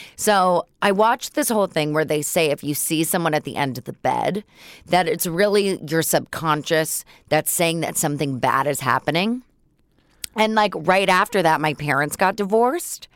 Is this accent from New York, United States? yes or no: no; Los Angeles, California, United States; also born or lived in San Francisco Bay Area; I grew up on Laurel Canyon in Mulholland